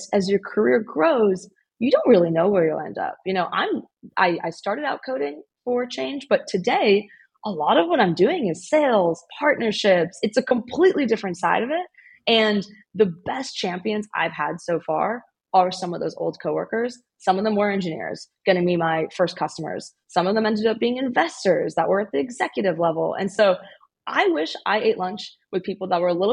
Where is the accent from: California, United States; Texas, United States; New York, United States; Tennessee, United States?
California, United States; Bay Area; also born or lived in Illinois; I grew up in the Bay Area